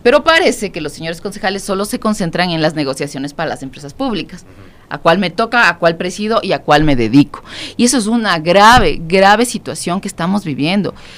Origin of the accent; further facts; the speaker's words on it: Quito, Pichincha, Ecuador; Nosotros empezamos este, este proyecto en el, eh, como quiteños en el 2013